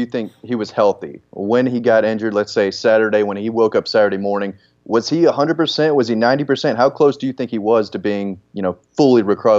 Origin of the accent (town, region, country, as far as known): Forsyth County, Georgia, United States; born or raised there; also born or lived in Macon, Georgia